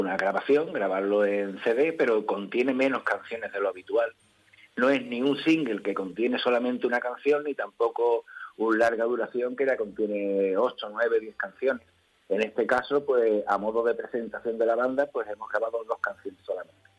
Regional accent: Ceuta, Spain; somos músicos aquí de Ceuta ya con muchos años

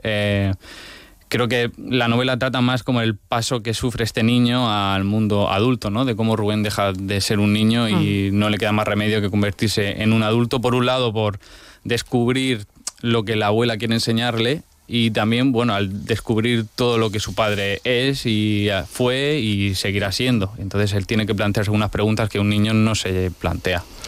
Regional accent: Region of Murcia, Spain; cómo somos los murcianos

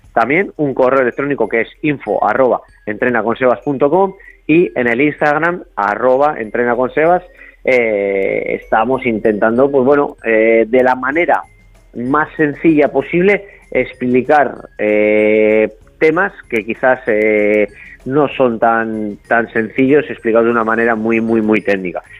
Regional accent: Cantabria, Spain; soy de Cantabria, de, la zona de Cicero, Colindres, Laredo

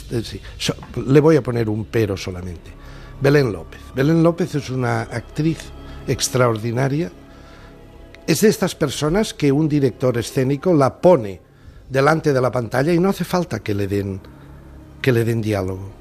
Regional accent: Catalonia, Spain; los catalanes continuaremos siendo nacionalidad

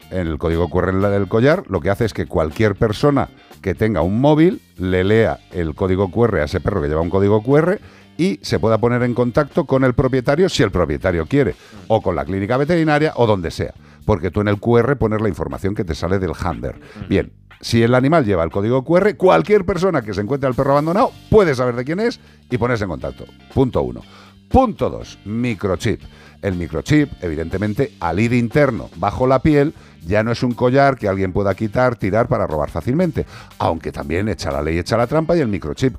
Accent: Spain; como español

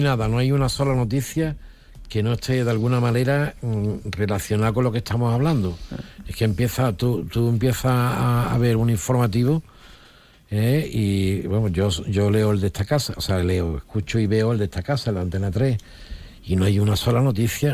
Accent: Olivenza, Extremadura, Spain; yo soy de Olivencia

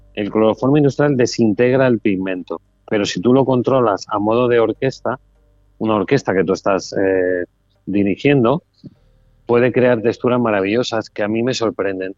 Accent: Mallorca, Balearic Islands, Spain; now in Málaga, Spain; Ahora estoy en una feria que han creado en Mallorca, que estuve hace poco y he disfrutado mucho de mi tierra

